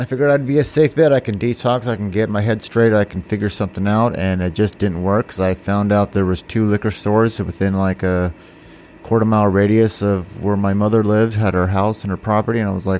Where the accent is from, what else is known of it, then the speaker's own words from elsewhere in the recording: Washington, United States; also born or lived in North Carolina / Texas / California; I'm originally, I was born in North Carolina. My dad was in the Air Force. I lived in Texas, California, and most of my life in Washington State.